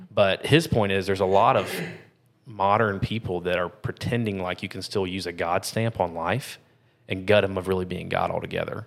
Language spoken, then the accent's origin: English; United States; we're American